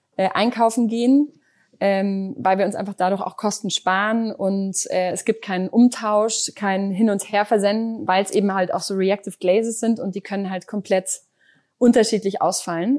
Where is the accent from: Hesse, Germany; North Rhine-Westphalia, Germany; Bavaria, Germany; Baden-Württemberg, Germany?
North Rhine-Westphalia, Germany; Düsseldorf; ich bin gebürt, gebürtige Düsseldorferin